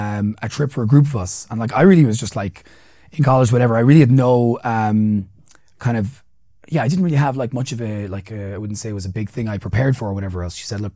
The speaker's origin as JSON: {"language": "English", "region": "Central Kenya", "country": "Kenya", "said": "where I'm from. Here's my background. We're from like around Mount Kenya, whatever else. And this is my mother tongue and whatever else."}